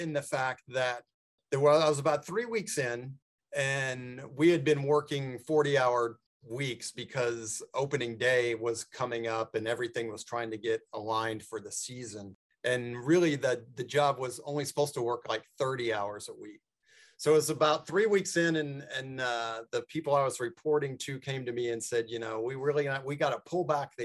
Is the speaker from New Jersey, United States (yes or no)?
no; Tulsa, Oklahoma, United States; now in Kansas City, United States; I did not grow up in Kansas City. I grew up in Tulsa, Oklahoma